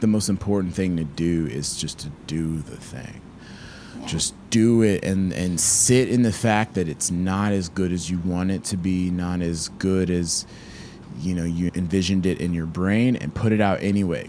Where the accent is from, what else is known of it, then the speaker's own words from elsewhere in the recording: Peachtree City, Georgia, United States; I'm from Peachtree City, Georgia.